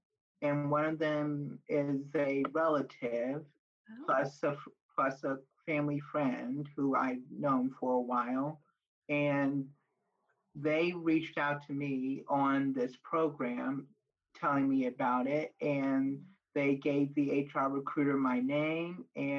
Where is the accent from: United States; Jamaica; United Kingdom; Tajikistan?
United States; Fort Wayne, Indiana; No, I am from the Fort Wayne area in Indiana.